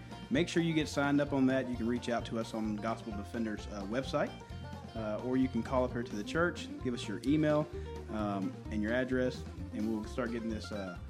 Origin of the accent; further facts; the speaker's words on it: Midland, Texas, United States; I'm from Midland, y'all.